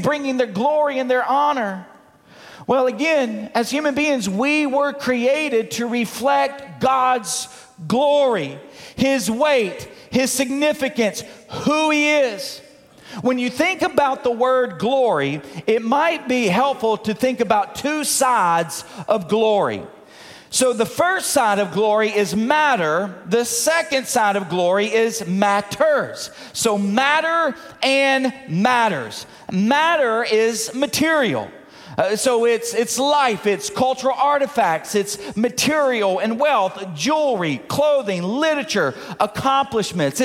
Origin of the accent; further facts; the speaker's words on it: Munford, Tennessee, United States; Now, I come from Mumford, Tennessee. Where's Mumford? Well, outside of Memphis, rural. I grew up on a dirt road.